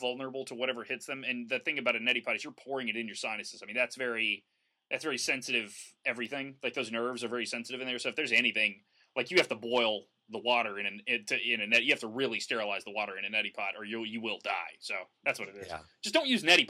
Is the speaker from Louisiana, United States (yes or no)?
yes; West Monroe, Louisiana, United States; now in Brooklyn, United States; I'm from West Monroe